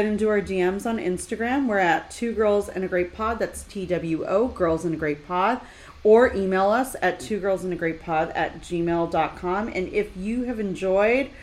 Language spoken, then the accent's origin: English; Los Angeles, California, United States; we're from Los Angeles